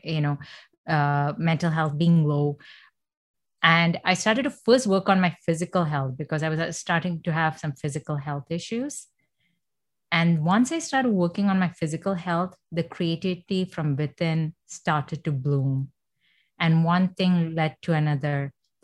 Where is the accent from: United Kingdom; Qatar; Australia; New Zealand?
Qatar; Doha; first language Malayalam; English is a second language; now in Canada; I grew up in Doha, Qatar